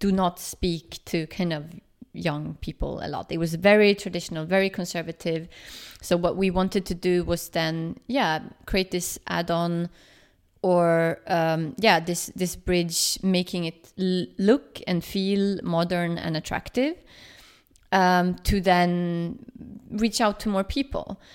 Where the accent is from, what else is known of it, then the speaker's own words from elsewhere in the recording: Sweden; now in Berlin, Germany; I'm from Sweden